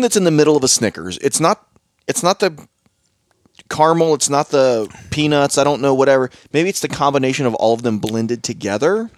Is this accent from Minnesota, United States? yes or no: no; Southern Ohio, United States; I'm from Southern Ohio